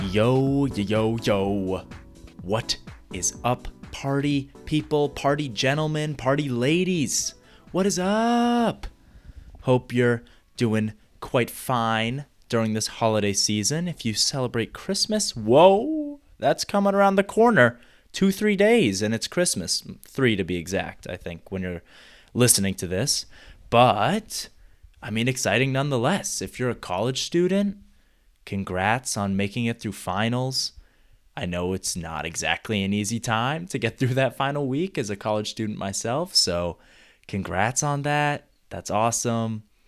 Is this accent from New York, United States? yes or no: no; Mill Valley, California, United States; my hometown, Mill Valley, California